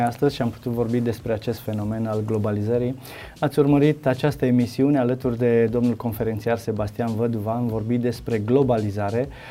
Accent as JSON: {"language": "Romanian", "country": "Romania", "said": "Noi ca români"}